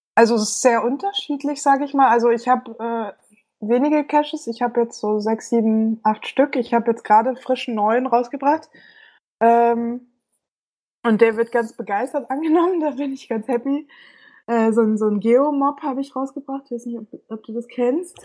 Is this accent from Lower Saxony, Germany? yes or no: no; Munich, Bavaria, Germany; moved away as an adult; now in Berlin, Germany; ich komme ursprünglich aus München und wohne seit